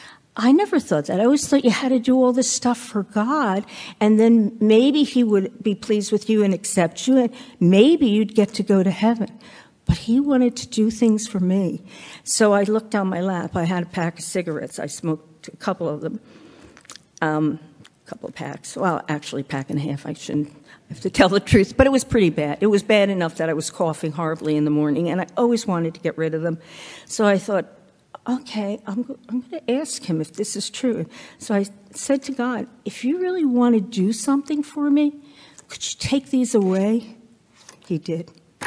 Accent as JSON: {"language": "English", "region": "New York", "country": "United States", "said": "we moved out to Long Island, because I came from New York, as Kristen said."}